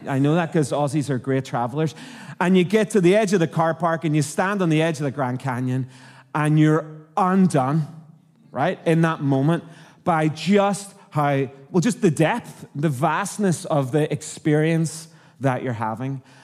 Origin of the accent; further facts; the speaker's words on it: Northern Ireland, United Kingdom; accent: Irish; moved away as an adult; also born or lived in Canada; now in Australia; I'm from Northern Ireland